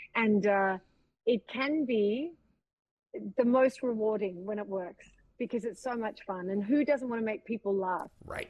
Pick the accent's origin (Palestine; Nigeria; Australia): Australia; accent: Australian; moved away; also born or lived in Los Angeles / Vancouver; allowing me twice to be Australian